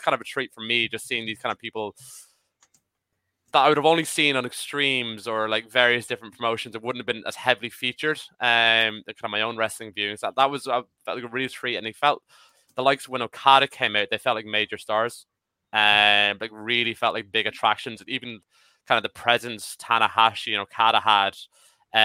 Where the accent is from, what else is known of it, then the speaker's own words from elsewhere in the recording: Ireland; as an Irish person